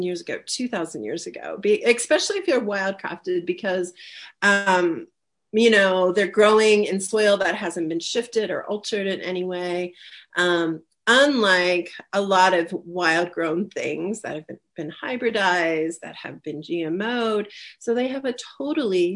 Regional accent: rural Ohio, United States; now in Colorado, United States; where I grew up in Ohio, rural Ohio

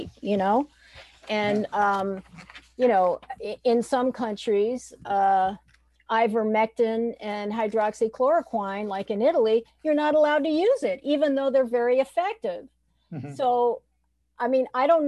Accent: Haiti; moved away; I was brought up in Haiti

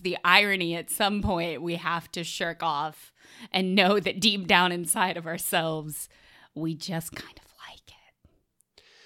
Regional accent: the South, United States; I'm also from the South

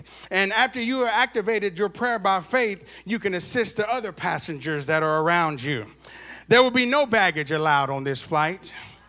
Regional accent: Arkansas, United States; now in Texas, United States; I'm from Arkansas. I was born in Texas, and I was raised in Arkansas, and I got back to Texas as fast as I could because I love Texas.

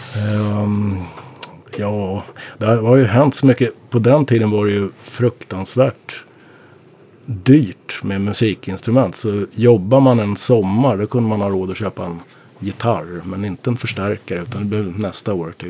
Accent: Norsborg, Stockholm County, Sweden; jag kommer från Morsborg

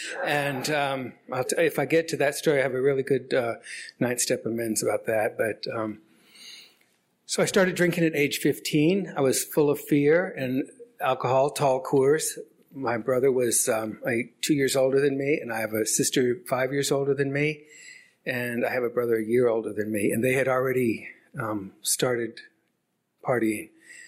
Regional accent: Lawton, Oklahoma, United States; also born or lived in Denver, Colorado; now in San Francisco, United States; I was born in Denver, but I was raised in Lawton, Fort Sill, Oklahoma.

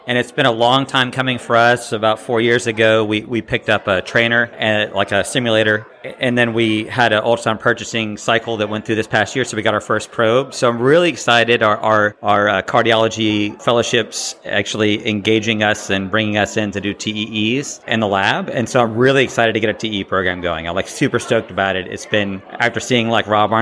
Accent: East Tennessee, United States; also born or lived in Birmingham; I'm from East Tennessee. That's where I grew up

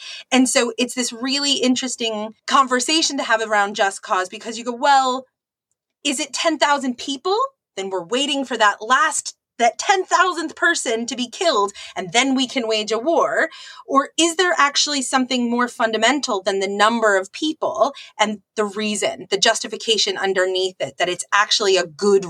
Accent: United States; as an American, you know, we are told this story

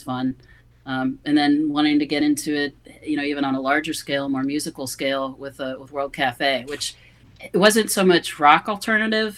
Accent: Cincinnati, Ohio, United States; growing up in Cincinnati

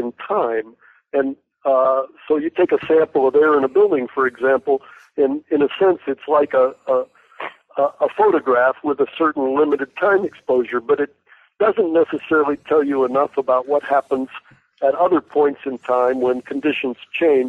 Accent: Los Angeles, California, United States; moved away as an adult; also born or lived in Portland, Oregon / New York / Berkeley, California; lived there till my family moved to L.A., where my father was from, and I went to K through 12 in L.A.

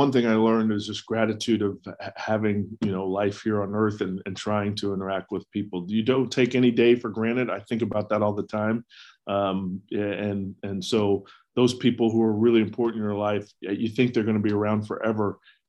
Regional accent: the South, United States; growing up in the South and going to school in the East, I had no idea where Butler was.

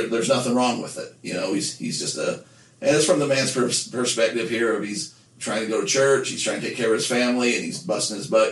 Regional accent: Nephi, Utah, United States; growing up in Nephi, the closest McDonald's to us was, you know, a 20-minute drive to Payson

